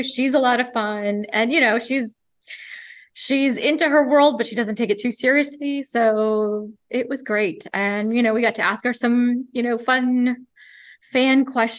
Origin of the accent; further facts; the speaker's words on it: United States; And she's a fellow Indian, except she's a Kiwi and I'm an American.